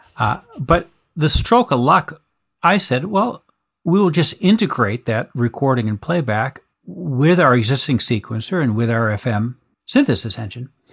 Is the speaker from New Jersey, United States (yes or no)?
no; Boston, Massachusetts, United States; I was born in Boston, actually